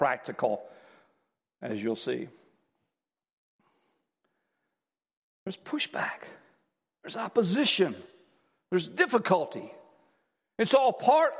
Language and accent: English; United States; I'm an American